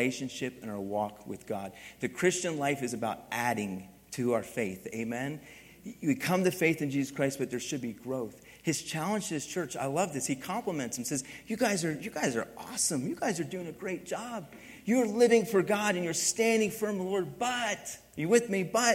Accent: East Coast, United States; moved away; also born or lived in Philadelphia; I grew up in the East Coast and used to drive in inner city Philadelphia

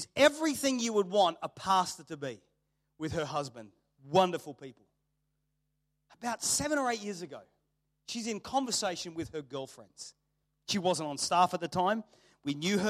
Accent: Australia; people knew I grew up in Australia

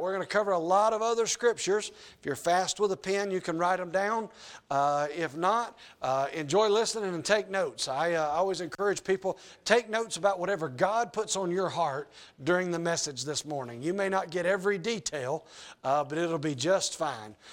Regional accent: Georgia, United States; also born or lived in Argentina; now in North Idaho, United States; I'm from Georgia

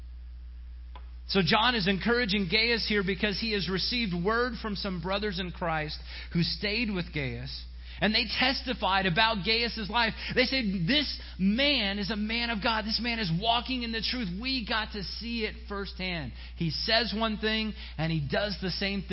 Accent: Silver Spring, Maryland, United States; when I was in youth group growing up in Silver Spring

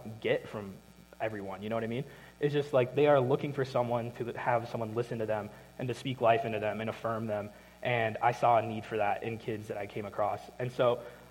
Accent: Minnesota, United States; moved away as an adult; I'm from Minnesota.

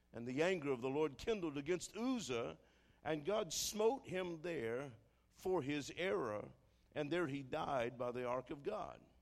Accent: New Orleans, Louisiana, United States; I'm from New Orleans

